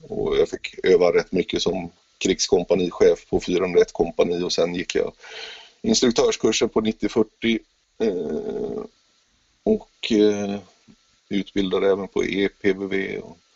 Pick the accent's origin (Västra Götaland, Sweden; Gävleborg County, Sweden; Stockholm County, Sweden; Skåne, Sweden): Västra Götaland, Sweden; Gothenburg; jag är ju uppväxt i Göteborg